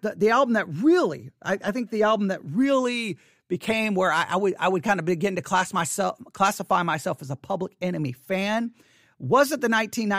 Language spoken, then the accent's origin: English; Abilene, Texas, United States; also born or lived in Buffalo Gap, Texas; I was growing up in Abilene, Texas. I was growing up, I mean, well, actually, to be honest, in 1988, I wasn't even living in Abilene, Texas. I was living in Buffalo Gap, Texas. Yeah, Buffalo Gap, Texas. Population 269 people in Buffalo Gap.